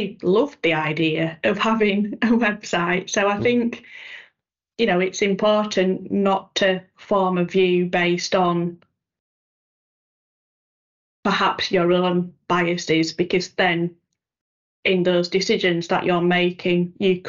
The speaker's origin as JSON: {"language": "English", "region": "Yorkshire and the Humber", "country": "United Kingdom", "said": "I'm a Yorkshire lass"}